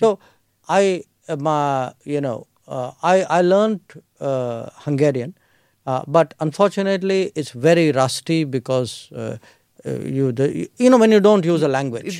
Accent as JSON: {"language": "English", "region": "Delhi", "country": "India", "tie": "born or raised there", "said": "I was born in Delhi. I grew up in Delhi."}